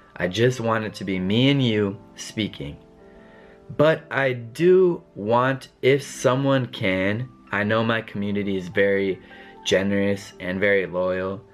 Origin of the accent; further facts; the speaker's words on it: Colorado, United States; accent: American English; first language English; I am from Colorado. I am from the United States of America. Therefore, I'm a native English speaker